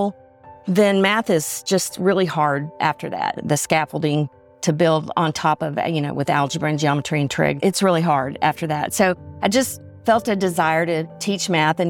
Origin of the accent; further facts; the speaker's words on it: Little Rock, Arkansas, United States; I was born in Little Rock with a silver spoon in my mouth. I grew up in a very affluent neighborhood